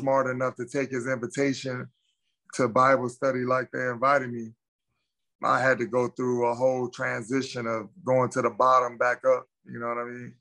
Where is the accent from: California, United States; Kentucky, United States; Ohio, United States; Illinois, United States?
California, United States; Gardena; I grew up in Gardena, California